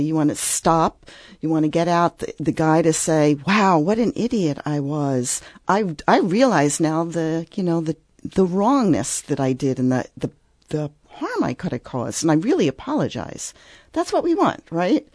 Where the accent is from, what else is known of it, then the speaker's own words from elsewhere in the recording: Philadelphia, Pennsylvania, United States; I grew up in Philadelphia